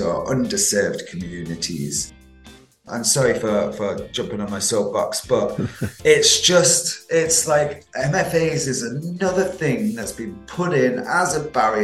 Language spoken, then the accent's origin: English; Manchester, North West England, United Kingdom; accent: Manchester; also born or lived in Isle of Man; But born in the Isle of Man, grew up around the Northwestern and Manchester. Definitely got a Manchester accent